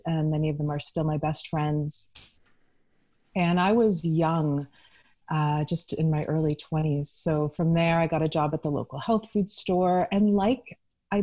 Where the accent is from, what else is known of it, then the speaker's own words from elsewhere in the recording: Toronto, Ontario, Canada; also born or lived in Santa Fe, New Mexico / Vancouver; now in Salt Spring Island, Canada; I'm from Toronto originally and used to more of a multicultural city.